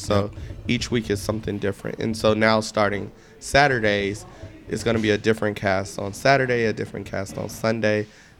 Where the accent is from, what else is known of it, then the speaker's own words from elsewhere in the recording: Columbia, South Carolina, United States; now in Greenville, United States; I'm from Columbia, but I live in Greenville now.